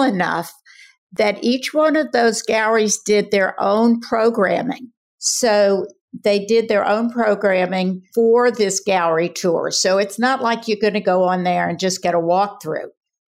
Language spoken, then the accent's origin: English; New Orleans, Louisiana, United States; moved away as an adult; also born or lived in Jackson, Mississippi; now in Asheville, United States; I grew up in New Orleans. I raised my kids there